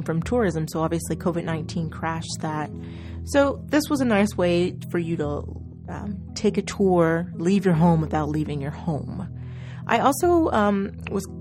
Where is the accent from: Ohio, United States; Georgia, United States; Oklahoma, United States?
Oklahoma, United States; I'm from Oklahoma